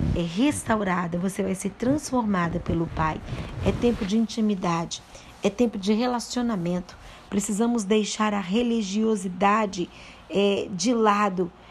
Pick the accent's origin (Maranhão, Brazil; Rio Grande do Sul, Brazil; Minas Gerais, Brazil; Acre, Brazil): Minas Gerais, Brazil; Mariana; Eu sou da cidade de Mariana, Minas Gerais